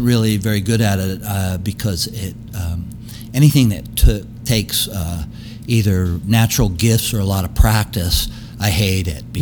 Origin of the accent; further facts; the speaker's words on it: Tulsa, Oklahoma, United States; also born or lived in Wilmington, Delaware; now in New York, United States; I grew up in Tulsa